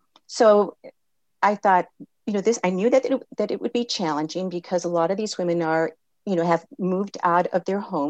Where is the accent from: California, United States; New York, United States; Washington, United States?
California, United States; I was born in California